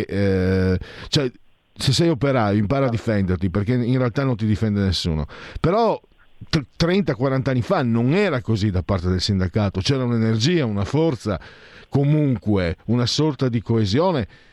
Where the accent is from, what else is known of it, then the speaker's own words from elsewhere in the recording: Venice, Veneto, Italy; dalle mie parti